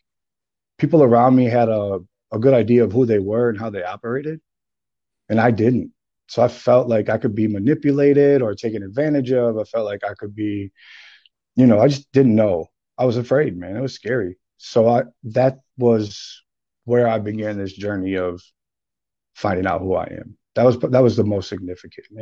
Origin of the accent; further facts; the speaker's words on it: St. Paul, Minnesota, United States; also born or lived in Texas; I'm from St. Paul, Minnesota. I was born and raised here.